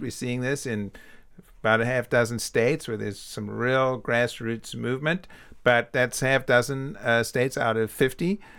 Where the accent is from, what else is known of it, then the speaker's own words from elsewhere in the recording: South Africa; moved away; I'm from South Africa